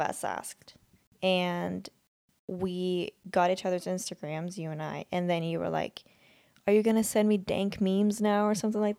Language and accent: English; Sweden; And then I kind of mentioned that I'm like from Sweden.